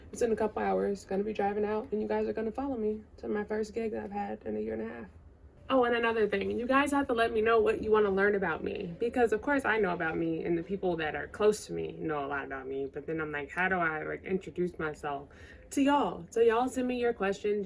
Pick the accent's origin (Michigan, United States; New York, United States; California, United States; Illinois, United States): Illinois, United States; Chicago